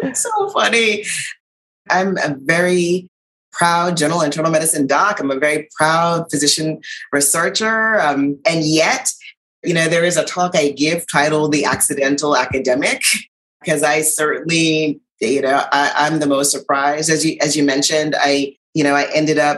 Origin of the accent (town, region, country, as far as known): U.S. Virgin Islands; born or raised there